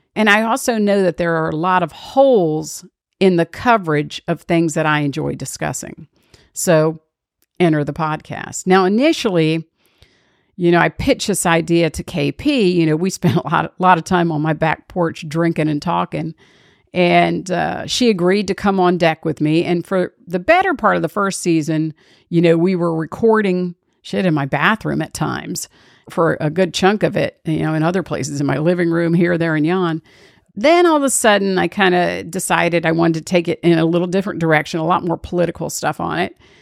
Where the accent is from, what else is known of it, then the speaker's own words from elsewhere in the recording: Washington, District of Columbia, United States; I was born and raised in Washington, D.C.